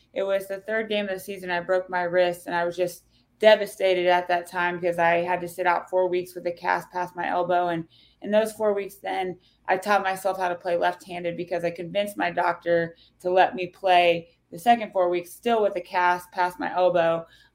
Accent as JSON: {"language": "English", "town": "Claflin", "region": "Kansas", "country": "United States", "tie": "born or raised there"}